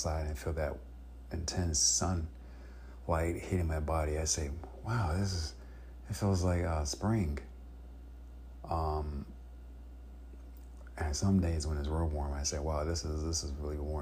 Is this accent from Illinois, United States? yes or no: yes; Chicago, Illinois, United States; now in California, United States; My family member and I, we were from Illinois, Chicago, Illinois